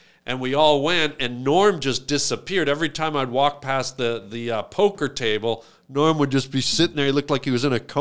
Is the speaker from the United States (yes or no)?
no; Canada; we're from Canada